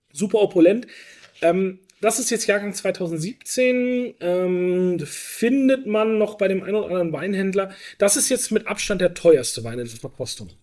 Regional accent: Germany; gerade als Deutsche

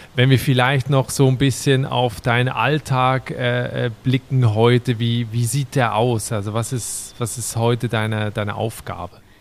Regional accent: Switzerland; von der beschaulichen Schweiz, also meinem Heimatland

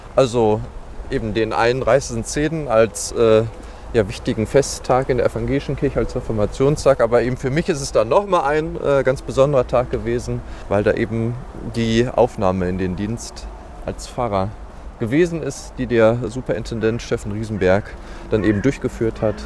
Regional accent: Dortmund, North Rhine-Westphalia, Germany; moved away as an adult; now in Gladbeck, Germany; ich bin äh, 41 Jahre alt, gebürtiger Dortmunder

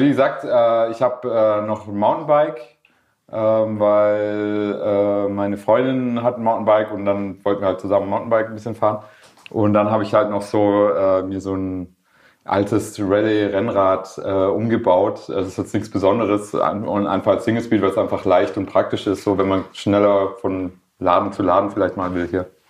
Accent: Schorndorf, Baden-Württemberg, Germany; accent: Swabian; first language Swedish; Ich bin in Schorndorf äh, in der Daimlerstadt äh, geboren und aufgewachsen

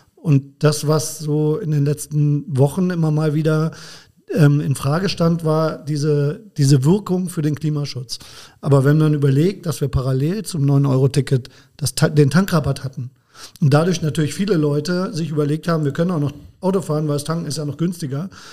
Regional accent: Bremen, Germany; also born or lived in Braunschweig; now in Koblenz, Germany; gebürtiger Bremer, bin aber eigentlich schon Schengel, weil ich ja seit 1996 schon in Koblenz wohne.

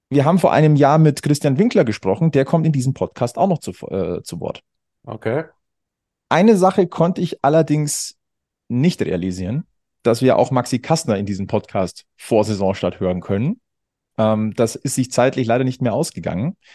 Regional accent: Munich, Bavaria, Germany; born there; Ich bin ein geborener Münchner.

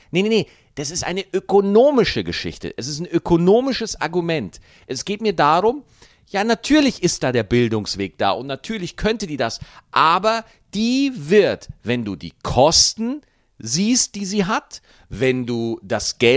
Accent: Bavaria, Germany; Ich habe als Bayern nur Nachteile.

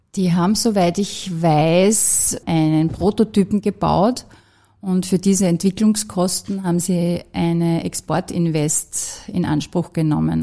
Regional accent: Austria; moved away as an adult; now in Vienna, Austria; aus der Region heraus, wo ich herkomme, aus dem Enstal

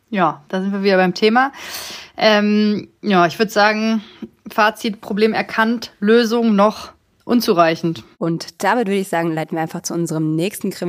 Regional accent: Hanover, Lower Saxony, Germany; born there; now in Berlin, Germany; Ich bin schon so lange weg und im Herzen äh, längst äh, Berlinerin.

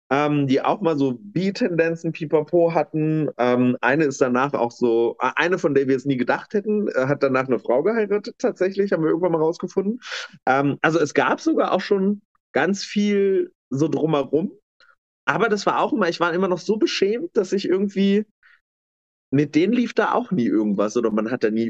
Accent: East Germany, Germany; habe ich aber tatsächlich erst äh, in Bayern erlebt, als dann tatsächlich ich andauernd so als Ossi abgestempelt wurde.

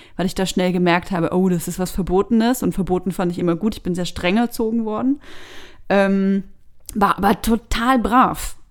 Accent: Bavaria, Germany; moved away as an adult; also born or lived in Berlin; ich komme aus Bayern

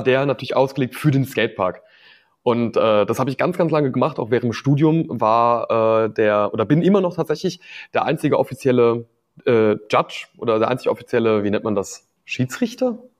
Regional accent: Rhineland-Palatinate, Germany; bei uns in der Pfalz

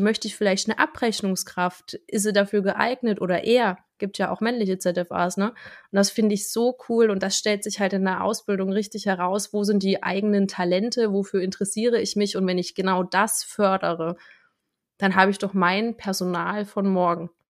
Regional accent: Thuringia, Germany; now in near Bautzen, Germany; ich bin ja ursprünglich Thüringerin

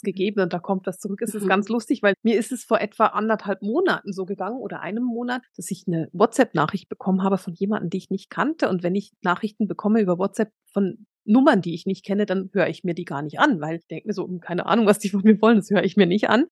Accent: suburb of Bern, Switzerland

